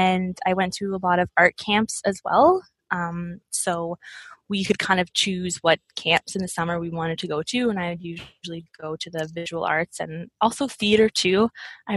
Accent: Nova Scotia, Canada; I grew up in Nova Scotia

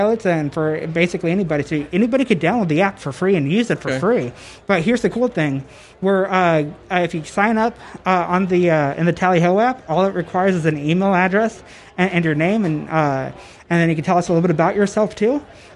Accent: Texas, United States; I'm from Texas here

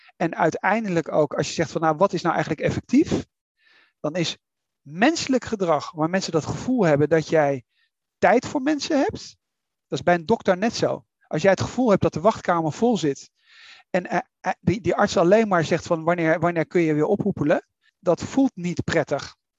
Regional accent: Netherlands; wij als Nederlanders

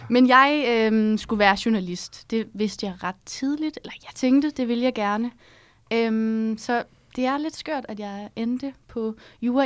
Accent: Herning, Central Denmark Region, Denmark; moved away as an adult; now in Copenhagen, Denmark; Jeg er fra Herning

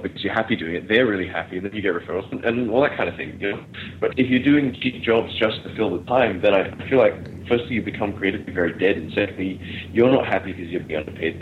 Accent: Melbourne, Victoria, Australia; now in Malaysia; I grew up in Melbourne, but that was in the late mid-90s.

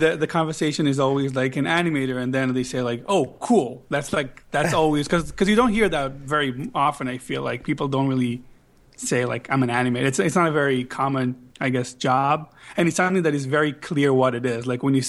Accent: Israel; English is a second language; moved away as an adult; now in United States; I'm from Israel.

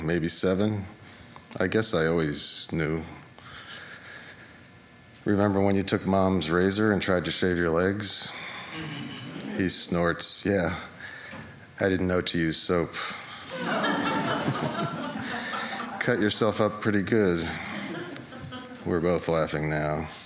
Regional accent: Larchmont, New York, United States; now in New York City, United States; our mom's house in Larchmont, where we grew up

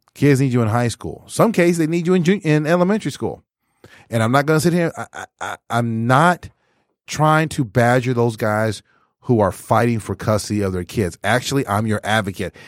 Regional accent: Texas, United States; now in Michigan, United States; in my hometown during that time period in eighty-two

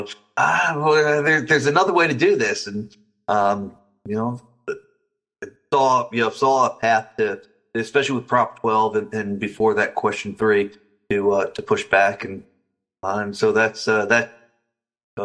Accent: New Jersey, United States; I grew up in New Jersey

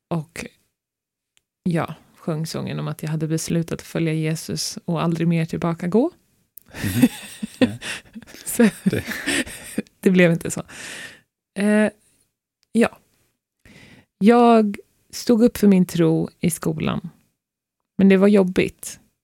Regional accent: Stockholm, Stockholm County, Sweden; moved away as an adult; now in Norway; vi är båda uppvuxna i Stockholm

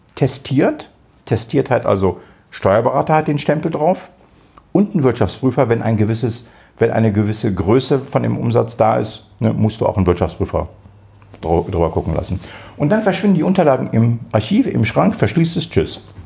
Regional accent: Israel; now in Germany; Ich bin in Israel geboren, aber ich bin nicht Jude

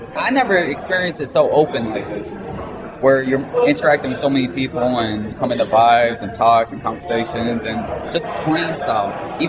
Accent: Lawrenceville, United States

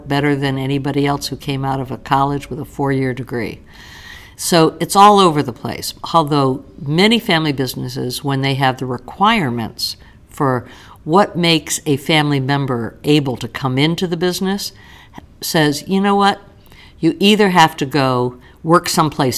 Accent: New York, United States; now in Central Ohio, United States; I grew up in New York. People are a little different in New York

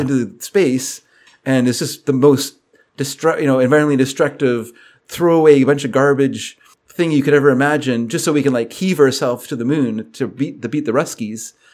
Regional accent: United States; moved away; I'm an American

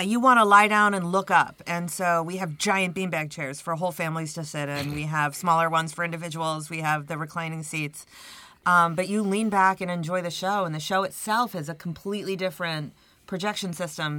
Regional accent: Brockport, New York, United States; moved away; I'm from Brockport, I've been gone for 30 years, but I'm originally from the area

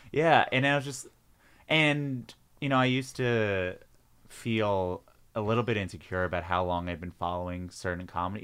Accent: Long Island, New York, United States; I grew up in Long Island

